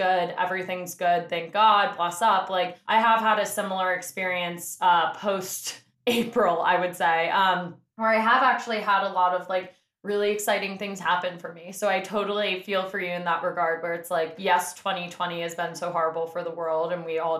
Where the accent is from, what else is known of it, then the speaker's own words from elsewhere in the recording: New York City, New York, United States; I'm from the Upper West Side